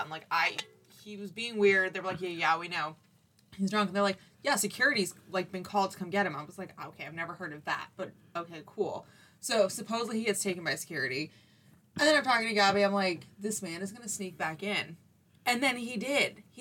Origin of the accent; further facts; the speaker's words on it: Boston, Massachusetts, United States; Yeah, I'm like, sir, I am from Boston.